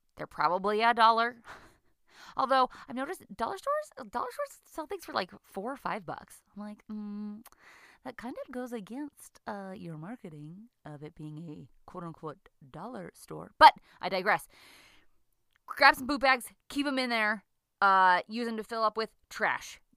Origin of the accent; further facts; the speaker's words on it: United States; now in Lethbridge, Canada; I'm an American who lives in Canada